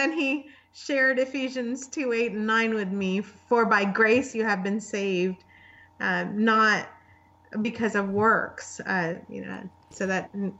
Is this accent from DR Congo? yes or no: no; Pakistan; also born or lived in Saudi Arabia / United Arab Emirates; now in United States; I was born in the Middle East. Yeah. And I lived in Saudi Arabia and I lived in United Arab Emirates. But my background is I'm from Pakistan.